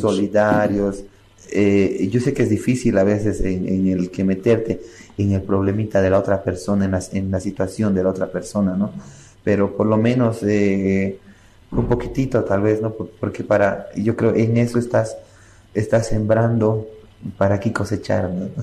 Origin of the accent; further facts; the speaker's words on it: Bolivia; nosotros estemos desunidos como Boliviano